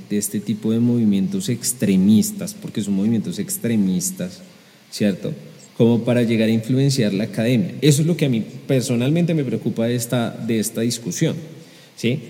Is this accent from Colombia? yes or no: yes; Colombia; los colombianos somos aviones